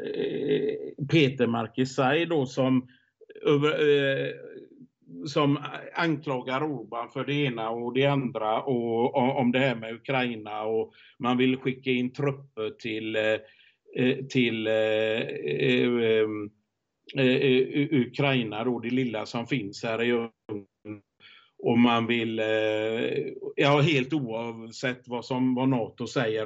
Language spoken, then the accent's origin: Swedish; Sweden; hemma i Sverige